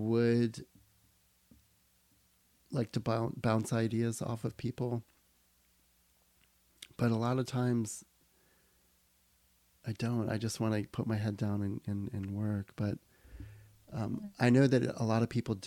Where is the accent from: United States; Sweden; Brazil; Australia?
United States; Miami, Florida; I was born in Miami.